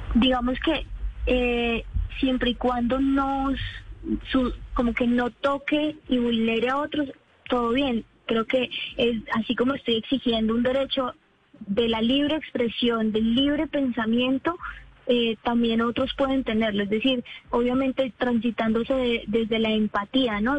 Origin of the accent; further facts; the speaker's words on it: Popayán, Cauca, Colombia; soy del Cauca, yo soy de Popayán.